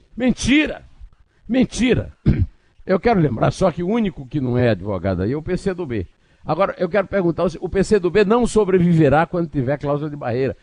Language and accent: Portuguese; Northeast Region, Brazil; sou nordestino, eu não sou do mar, eu sou do sertão